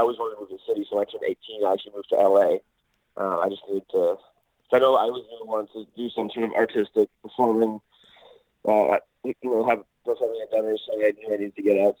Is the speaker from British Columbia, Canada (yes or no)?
yes; Oliver, British Columbia, Canada; moved away as an adult; also born or lived in Los Angeles; now in Vancouver, Canada; Actually, I'm from a place called Oliver in British Columbia, in Canada. It's like a really tiny town out in the Okanagan Valley.